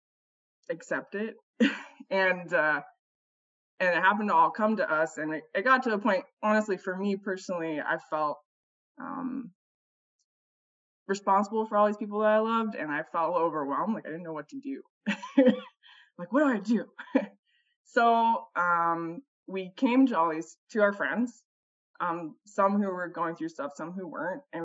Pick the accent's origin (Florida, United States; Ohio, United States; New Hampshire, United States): Ohio, United States; moved away as an adult; also born or lived in Chicago; now in Portland, United States; We're originally from the Midwest. We're Ohioans, and we moved to Portland